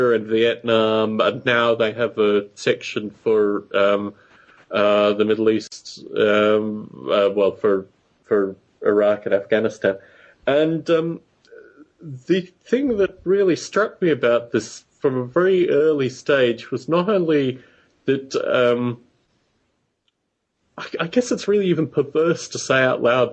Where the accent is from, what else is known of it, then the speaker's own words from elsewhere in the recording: Canberra, Australian Capital Territory, Australia; where I grew up in Australia, there was a, it's the nation's capital